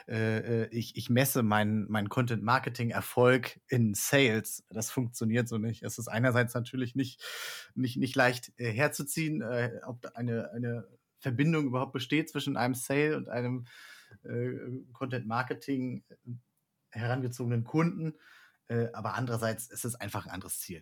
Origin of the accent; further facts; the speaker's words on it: Rostock, Mecklenburg-Vorpommern, Germany; now in Catalonia, Spain; aus der Region, wo ich herkomme. Ich komme aus Rostock